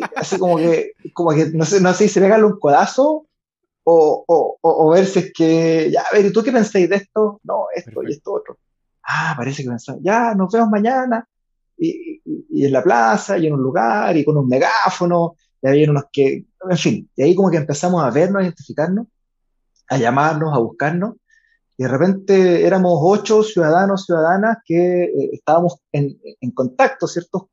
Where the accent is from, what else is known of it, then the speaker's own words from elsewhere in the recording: Viña del Mar, Valparaíso, Chile; also born or lived in Chiloé / Puerto Saavedra; soy de Valparaíso, Viña del Mar